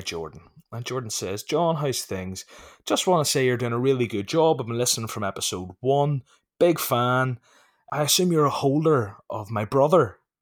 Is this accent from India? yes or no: no; Ireland; I'm from Ireland.